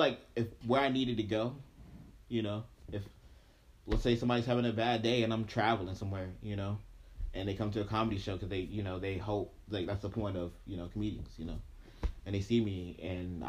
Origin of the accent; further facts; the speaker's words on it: Yonkers, New York, United States; moved away; I'm originally from Yonkers, New York